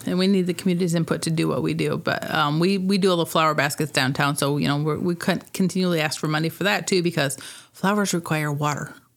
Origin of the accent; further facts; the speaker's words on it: Rock Falls, Illinois, United States; also born or lived in Sterling; I grew up in Rock Falls.